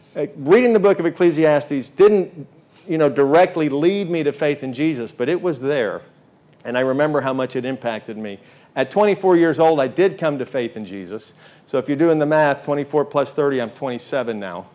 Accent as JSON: {"language": "English", "area": "Long Island", "region": "New York", "country": "United States", "tie": "born or raised there", "moved": "yes", "said": "I grew up in New York on Long Island"}